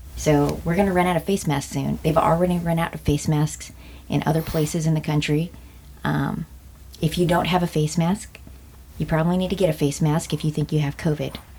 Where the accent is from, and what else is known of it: United States